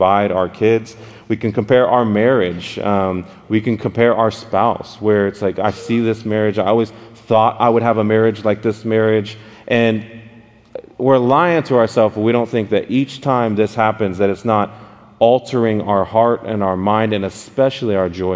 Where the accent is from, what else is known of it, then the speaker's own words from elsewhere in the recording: Dallas, Texas, United States; I'm from Dallas, Texas